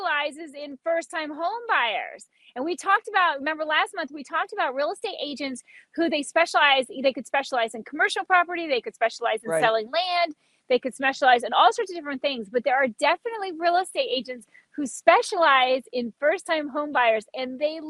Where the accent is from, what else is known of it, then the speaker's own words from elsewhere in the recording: Key West, Florida, United States; I grew up in Key West and I never had a fireplace.